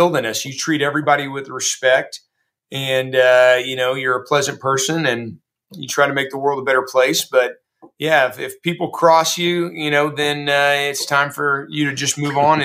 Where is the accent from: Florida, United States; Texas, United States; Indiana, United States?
Texas, United States; Houston; I was born in Houston. I still live in Houston